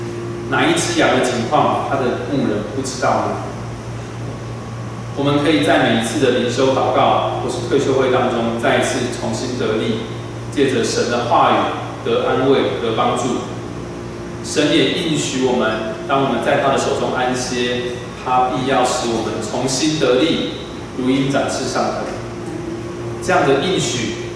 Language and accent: Chinese; Yilan County, Taiwan; moved away as an adult; also born or lived in Taipei; 我那时候一个人从宜兰老家来到台北读书，啊，从一个乡下来到这么繁华的大都市